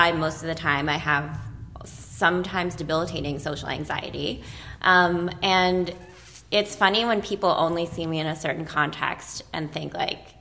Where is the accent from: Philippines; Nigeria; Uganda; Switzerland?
Philippines; now in United States; I grew up in the Philippines, and so I'm an immigrant coming to America